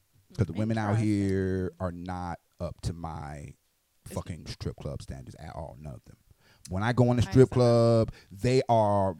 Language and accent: English; Florida, United States; now in Okinawa, Japan; I'm from Florida